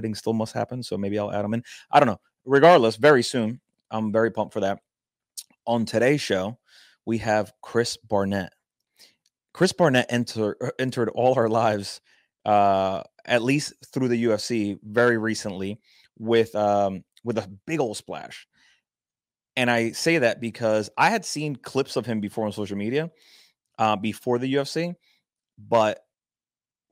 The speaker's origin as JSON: {"language": "English", "country": "Puerto Rico", "said": "I'm from Puerto Rico"}